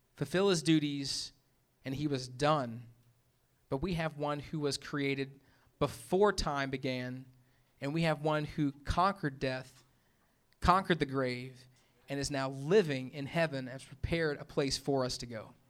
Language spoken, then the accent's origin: English; Memphis, Tennessee, United States; moved away; I'm from Memphis